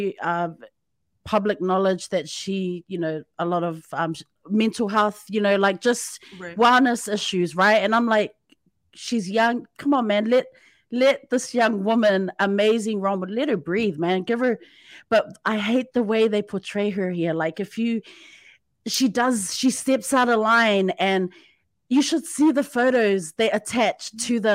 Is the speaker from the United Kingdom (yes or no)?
no; New Zealand; now in Japan; I'm from New Zealand